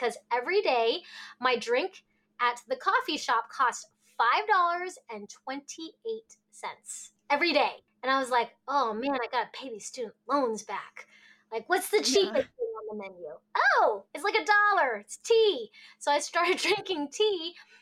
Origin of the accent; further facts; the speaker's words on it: Alaska, United States; also born or lived in Hong Kong; we moved to Alaska when I was a baby.